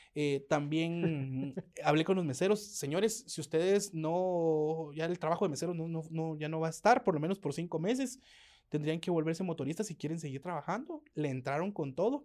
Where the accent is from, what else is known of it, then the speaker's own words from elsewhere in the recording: Guatemala; nunca negamos que somos chapines